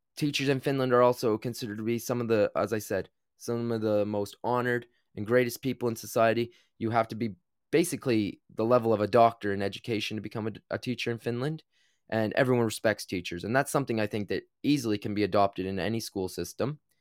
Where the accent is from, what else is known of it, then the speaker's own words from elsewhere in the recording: New Brunswick, Canada; I grew up in Canada